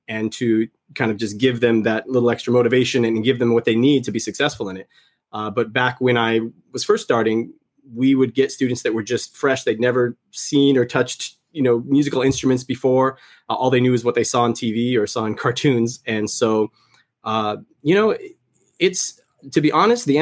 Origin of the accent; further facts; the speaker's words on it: Anaheim, California, United States; I grew up in Southern California